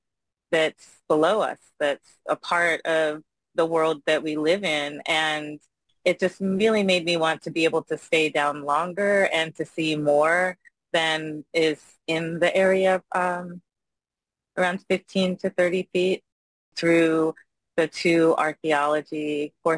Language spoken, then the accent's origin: English; Richmond, Virginia, United States; moved away as an adult; also born or lived in Washington, D.C.; now in Florida, United States; I grew up in Richmond, Virginia